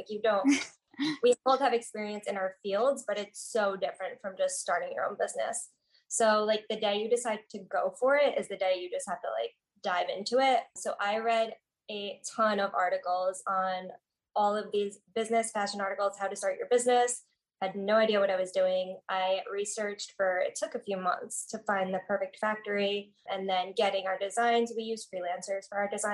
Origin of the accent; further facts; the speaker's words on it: New Jersey, United States; I'm from New Jersey